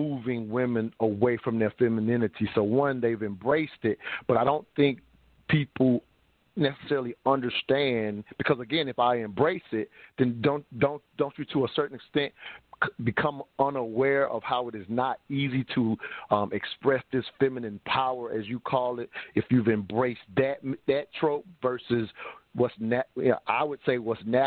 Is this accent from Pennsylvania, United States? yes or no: no; South Carolina, United States; moved away as an adult; now in Atlanta, United States; growing up in the South